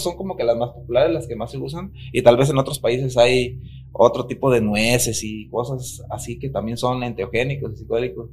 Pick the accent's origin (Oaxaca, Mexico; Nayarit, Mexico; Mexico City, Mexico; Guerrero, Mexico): Nayarit, Mexico; la cultura de, de donde yo vengo, que es Nayarit